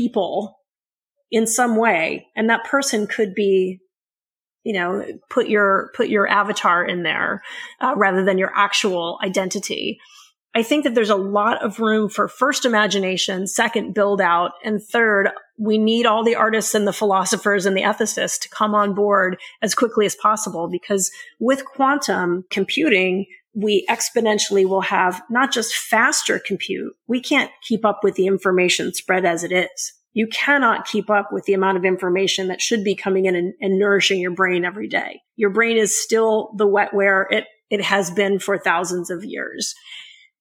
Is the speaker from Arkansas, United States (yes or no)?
no; New York City, New York, United States; moved away as an adult; now in Silicon Valley, United States; I moved out here decades ago from New York City. And as a young broke kid in New York City